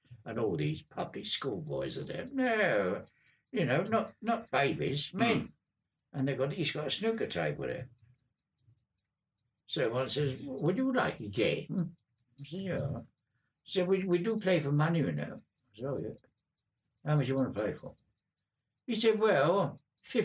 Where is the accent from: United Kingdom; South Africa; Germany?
United Kingdom; London; accent: Cockney; also born or lived in Hounslow / Llanelli, Wales / Balham; I'm a Cockney Londoner